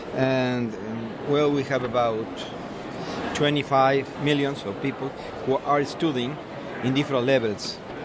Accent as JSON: {"language": "English", "region": "Mexico City", "country": "Mexico", "second_language": "English", "said": "I am a publisher from Mexico City."}